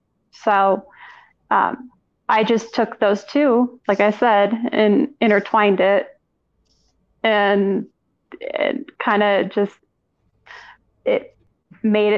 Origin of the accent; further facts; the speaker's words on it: Colorado, United States; I'm born and raised in Colorado